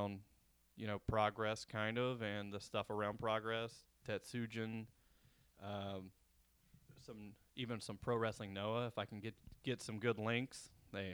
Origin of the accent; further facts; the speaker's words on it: United States; being an American